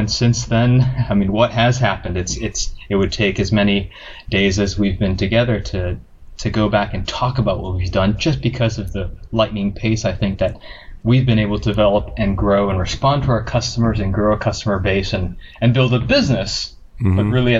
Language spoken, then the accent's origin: English; Hawaii, United States; So raised in Hawaii with a military family.